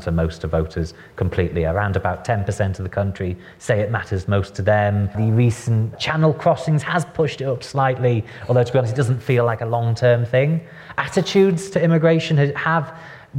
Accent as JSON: {"language": "English", "area": "the North", "region": "England", "country": "United Kingdom", "moved": "yes", "lives_now": "London, United Kingdom", "said": "I'm from the North."}